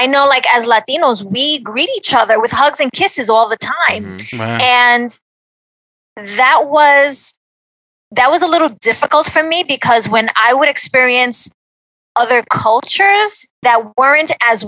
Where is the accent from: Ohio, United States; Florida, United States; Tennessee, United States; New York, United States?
New York, United States; New York City; I was born in Brooklyn